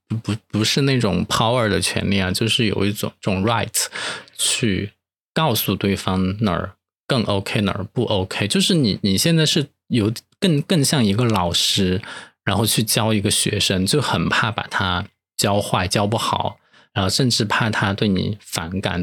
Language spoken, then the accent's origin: Chinese; Chengdu, Sichuan, China; accent: Chengdu dialect; moved away; 我就可以回成都再逛一下了